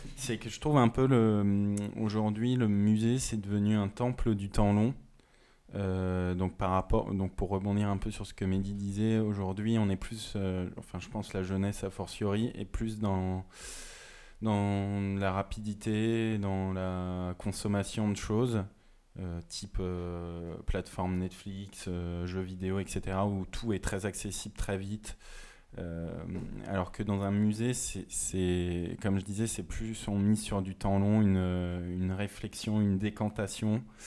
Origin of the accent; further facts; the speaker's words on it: Moselle, Grand Est, France; moved away; en Moselle